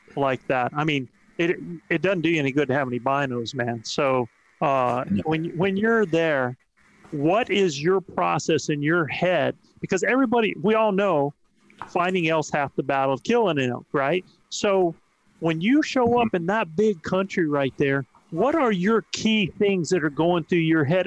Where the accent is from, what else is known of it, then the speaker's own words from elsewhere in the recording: East Coast, United States; now in New Mexico, United States; I'm from the East Coast